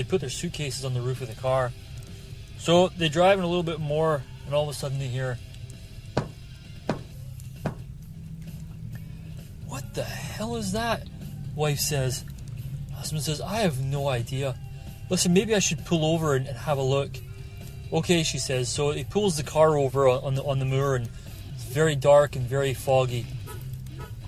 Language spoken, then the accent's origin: English; Scotland, United Kingdom; now in Fraser Valley, Canada; when I was a wee kid growing up in Scotland